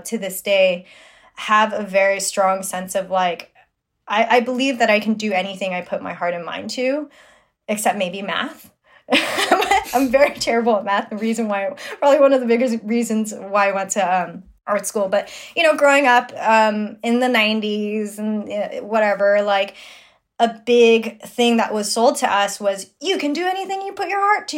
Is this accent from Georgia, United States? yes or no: no; New York City, New York, United States; I'm born and raised in Flushing, Queens, New York